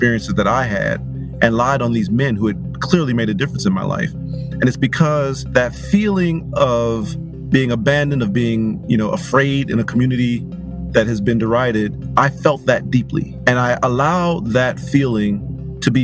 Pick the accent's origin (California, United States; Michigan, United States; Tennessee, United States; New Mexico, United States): Michigan, United States; Pontiac; I was born and raised in Pontiac, Michigan